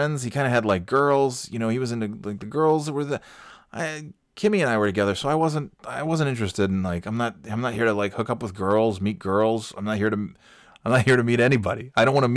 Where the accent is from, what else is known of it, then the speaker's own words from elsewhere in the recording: New York, United States; I'm from New York, so this isn't really like a great drastic change for me. It's just slightly cloudier than the other cloudy area that I'm from